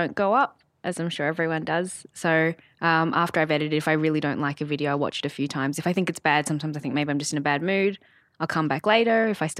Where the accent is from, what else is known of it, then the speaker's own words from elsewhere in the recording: Sydney, New South Wales, Australia; I grew up in Sydney with my family, as you do sometimes.